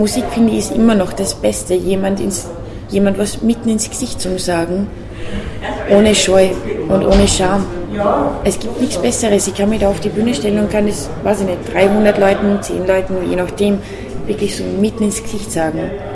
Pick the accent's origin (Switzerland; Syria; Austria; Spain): Austria; Upper Austria; accent: Upper Austrian; ich komme aus Oberösterreich und diesen Dialekt zu singen